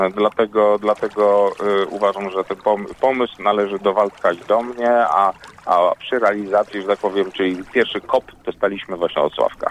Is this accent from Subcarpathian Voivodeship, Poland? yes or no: yes; Stalowa Wola, Subcarpathian Voivodeship, Poland; moved away; also born or lived in Warmia; ja pochodzę w ogóle z Małopolski, a znaczy z Podkarpacia obecnego